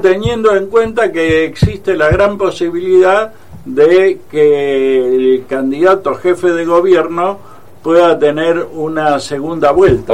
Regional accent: Olavarría, Buenos Aires Province, Argentina; yo me crié en Olavarría, ¿eh? Loma Negra

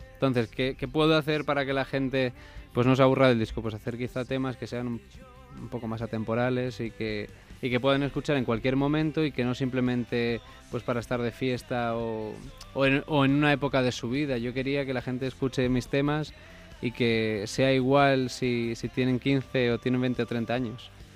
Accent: Mallorca, Balearic Islands, Spain; now in Madrid, Spain; Yo soy de Mallorca

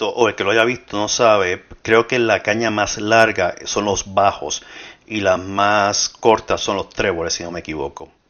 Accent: Puerto Rico; born there; creo que nací en Puerto Rico y soy latinoamericano. No nací en Sudamérica

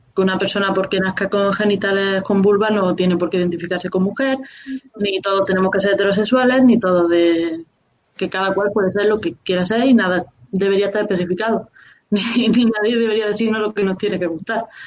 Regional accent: Córdoba, Andalusia, Spain; yo soy de Córdoba

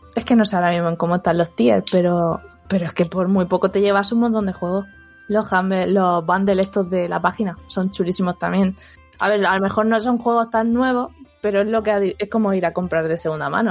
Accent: Spain; como española

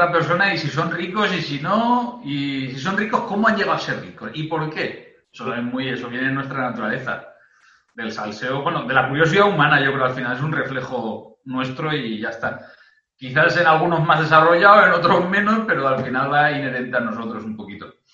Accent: the north of England, United Kingdom; Spanish is a second language; Perdona mi super pronunciación inglesa, pero vengo del norte de Inglaterra.

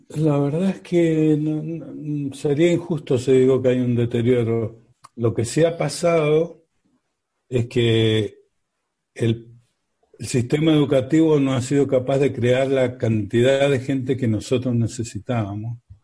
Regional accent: Mendoza, Argentina; somos mendocinos, acá teníamos la empresa

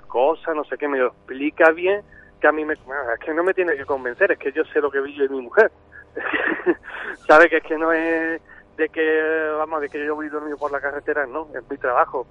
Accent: Algeciras, Andalusia, Spain; yo soy de Algeciras

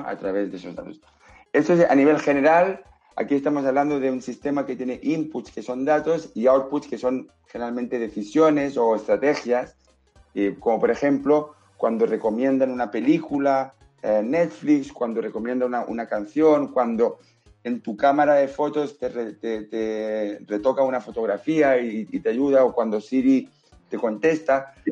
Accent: Spain; also born or lived in Barcelona; yo soy español.

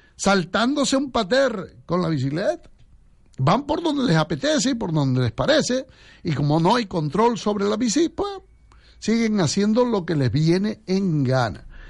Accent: Santa Brígida, Canary Islands, Spain; en mi pueblo, me acuerdo que la gente, los talayeros ahí en Santa Brígida

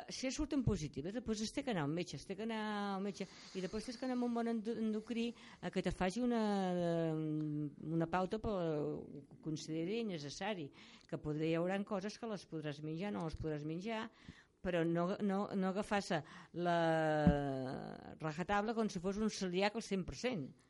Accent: Catalonia, Spain; Jo sóc de la seva, sóc catalana

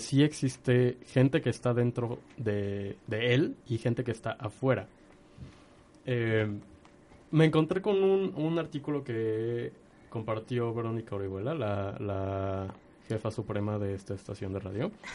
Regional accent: Mexico; como mexicanos

